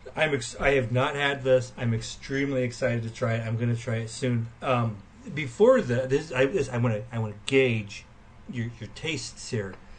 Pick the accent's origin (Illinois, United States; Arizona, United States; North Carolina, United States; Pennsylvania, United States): Illinois, United States; Western; I am from Western Illinois